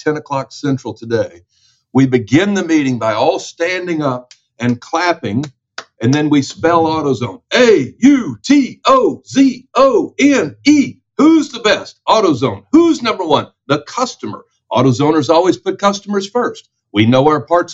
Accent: Memphis, Tennessee, United States; my hometown of Memphis, Tennessee

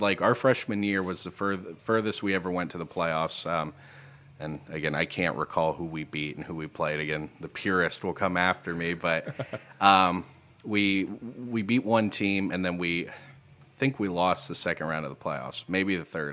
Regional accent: New Bremen, Ohio, United States; moved away as an adult; also born or lived in Bowling Green, Ohio; now in Perrysburg, United States; I grew up in New Bremen, Ohio

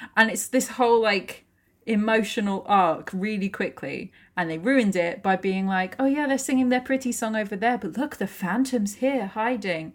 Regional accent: United Kingdom; we're British

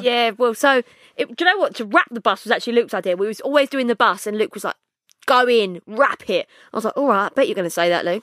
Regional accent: London, United Kingdom; I'm from Bow.

